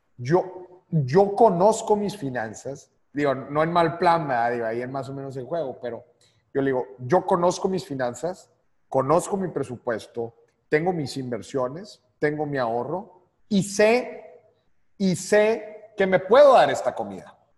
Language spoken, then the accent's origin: Spanish; Monterrey, Nuevo León, Mexico; nosotros los regios